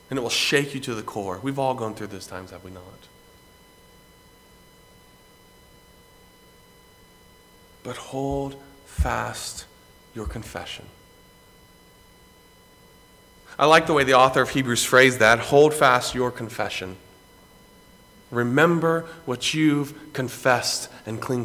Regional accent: Greenville, South Carolina, United States; I grew up in Greenville, South Carolina, pretty much on the campus of Bob Jones University

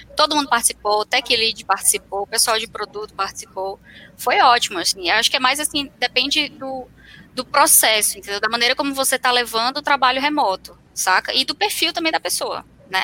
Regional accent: Fortaleza, Ceará, Brazil; now in Curitiba, Brazil; Eu sou de Fortaleza, mas eu me mudei para Curitiba.

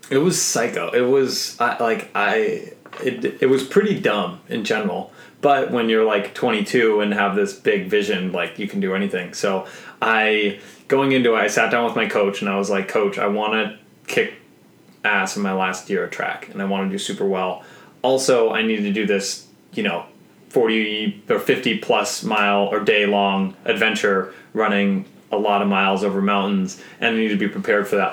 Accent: Seattle, Washington, United States; being a Boy Scout growing up in Seattle

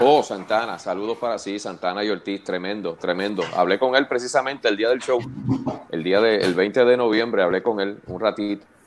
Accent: Canóvanas, Puerto Rico; also born or lived in Río Grande, Puerto Rico / Fajardo, Puerto Rico / Toa Alta?; O sea que técnicamente me crié en Canovana, entre Canovanas y Atorrey, aunque viví los primeros cuatro años de mi vida en Río Grande.

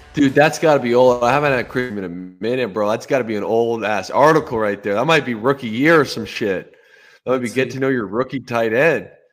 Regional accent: Ontario, Canada; growing up in Ontario

